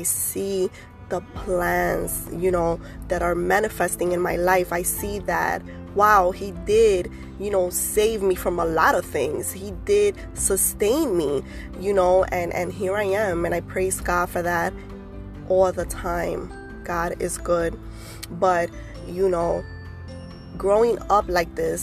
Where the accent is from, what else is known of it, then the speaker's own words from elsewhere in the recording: New York City, New York, United States; I was born and raised in the Bronx